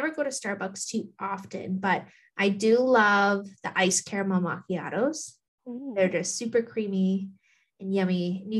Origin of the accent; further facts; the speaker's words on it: Thunder Bay, Ontario, Canada; I come from Thunder Bay, Ontario, Gull Bay First Nation.